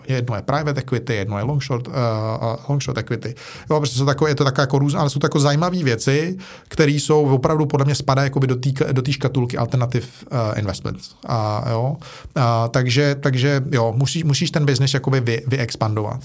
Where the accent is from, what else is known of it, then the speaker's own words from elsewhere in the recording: Prague, Czechia; já jsem kluk ze Žižkova, že jo, a já jsem žil na pomezí, nebo vyrůstal jsem na pomezí Žižkova, Vinohrad, Rígráče